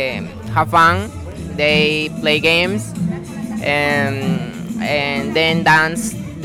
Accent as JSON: {"language": "English", "country": "Peru", "said": "I'm 26 years old. I'm from Peru."}